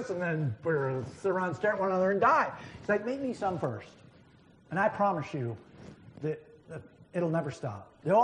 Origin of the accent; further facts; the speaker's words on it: New Hampshire, United States; I grew up in New Hampshire